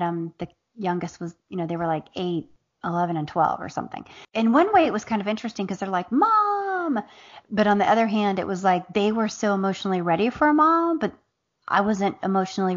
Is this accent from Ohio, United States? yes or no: yes; Southern Ohio, United States; now in Atlanta, United States; I grew up in the Midwest. I grew up in the heart.